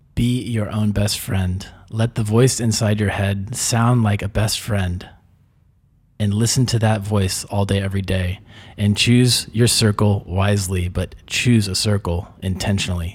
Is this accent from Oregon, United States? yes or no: no; Texas, United States; moved away as an adult; now in Mexico; growing up in Texas as a man